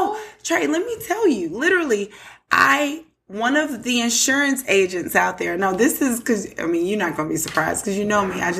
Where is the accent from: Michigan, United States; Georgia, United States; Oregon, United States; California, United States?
Georgia, United States; Atlanta; I'm from Atlanta.